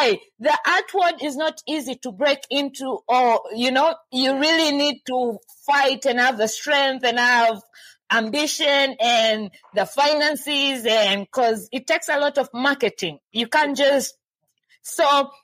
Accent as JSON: {"language": "English", "country": "Tanzania", "said": "I'm from Tanzania"}